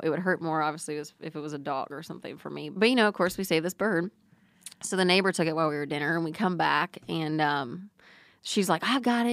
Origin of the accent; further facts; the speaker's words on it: New Braunfels, Texas, United States; I grew up in New Braunfels, Texas